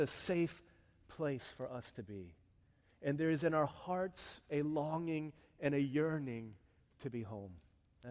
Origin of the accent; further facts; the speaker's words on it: Arlington, Virginia, United States; I wasn't born in Korea. I was born in Arlington, Virginia. Parents are from Korea